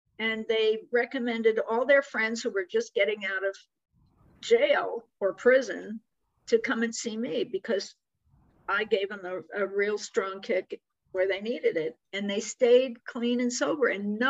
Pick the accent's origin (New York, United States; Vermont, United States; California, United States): New York, United States; we're both from New York